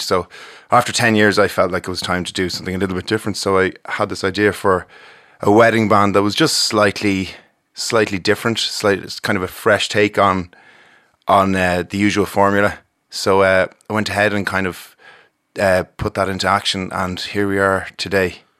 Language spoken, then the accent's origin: English; Ballymore Eustace, Leinster, Ireland; We grew up in Ballymore, Eustis.